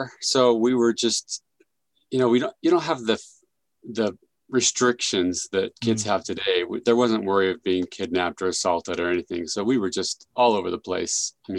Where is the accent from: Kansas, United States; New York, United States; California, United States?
California, United States; San Jose; I was raised in the Bay Area, raised in San Jose, California. Loved Silicon Valley, very multicultural.